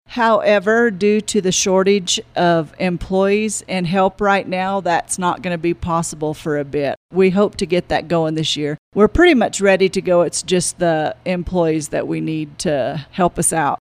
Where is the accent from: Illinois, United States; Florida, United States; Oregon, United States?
Florida, United States; Florida Panhandle, United States; also born or lived in Fort Garland, Colorado; now in Monte Vista, United States; I was born and raised in the Florida Panhandle